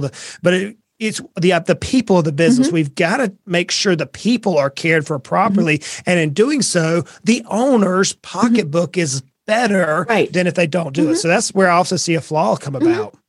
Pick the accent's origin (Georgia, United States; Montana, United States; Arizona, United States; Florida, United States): Georgia, United States; South; moved away as an adult; also born or lived in Brunswick, Georgia; now in East Tennessee, United States; I was born and raised in South Georgia